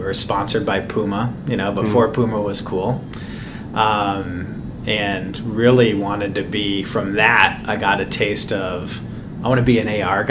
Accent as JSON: {"language": "English", "town": "Lake Forest", "region": "Illinois", "country": "United States", "tie": "born or raised there", "also_born_or_lived": "Greenwich, Connecticut / Phoenix / Chicago", "moved": "yes", "lives_now": "New York, United States", "said": "So I was born just outside New York in Greenwich, Connecticut. My dad was a banker. My mom was a school teacher and moved when I was young to actually outside Chicago, Lake Forest."}